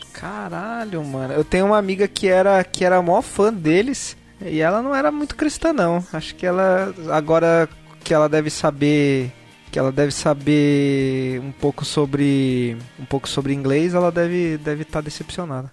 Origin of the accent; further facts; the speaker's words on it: Santos, São Paulo, Brazil; moved away; Eu tô cogitando voltar pra minha cidade natal, mas minha cidade natal é Santos